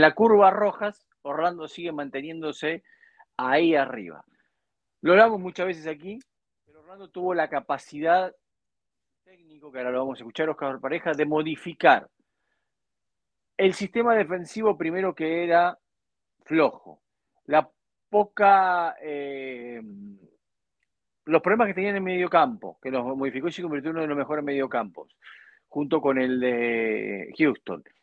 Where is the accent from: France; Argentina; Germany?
Argentina; Hoy en mi país